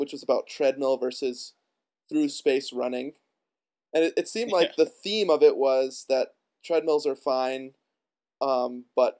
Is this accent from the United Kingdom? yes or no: no; Midwest, United States; also born or lived in Wisconsin; we're both from the Midwest.